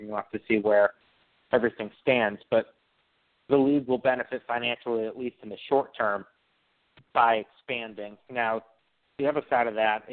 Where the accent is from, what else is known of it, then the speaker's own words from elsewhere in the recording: Connecticut, United States; I grew up in Connecticut, so I was raised a UConn fan